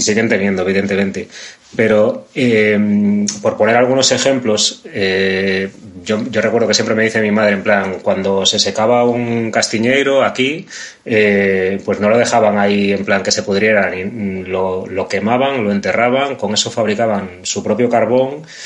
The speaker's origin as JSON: {"language": "Spanish", "town": "Vigo", "region": "Galicia", "country": "Spain", "tie": "born or raised there", "said": "yo vengo de un barrio que es muy de clase obrera, muy de, es muy cercano, está aquí al lado de los astilleros de Vigo"}